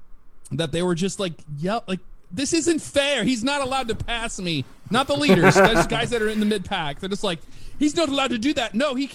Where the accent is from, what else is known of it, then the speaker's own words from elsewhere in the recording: St. Louis, Missouri, United States; I'm from St. Louis. Cardinals, and yeah, that's my hometown.